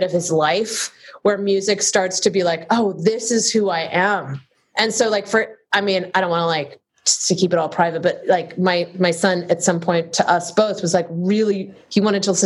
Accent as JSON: {"language": "English", "town": "Cleveland", "region": "Ohio", "country": "United States", "tie": "born or raised there", "moved": "as an adult", "lives_now": "Los Angeles, United States", "said": "growing up in Cleveland"}